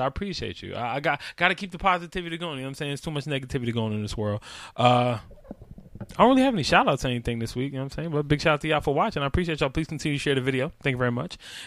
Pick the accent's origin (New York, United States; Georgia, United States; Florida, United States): New York, United States; this is my hometown. This is my city